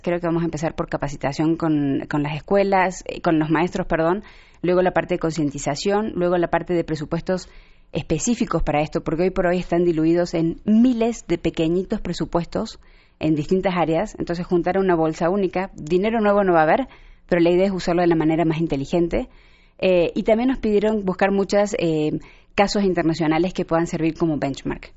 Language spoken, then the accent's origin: Spanish; Mexico; cómo somos los mexicanos